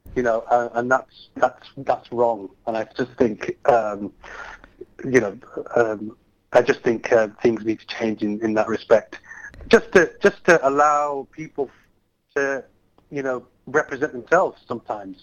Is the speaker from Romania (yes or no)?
no; Bradford, Yorkshire and the Humber, United Kingdom; I want to bring it to my hometown